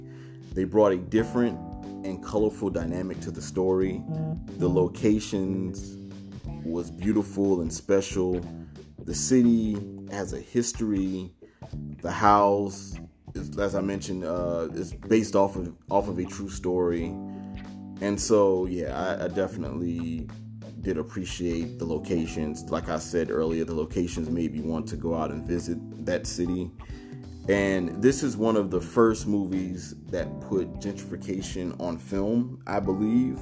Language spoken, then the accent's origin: English; Savannah, Georgia, United States; moved away; being from Savannah in the era I grew up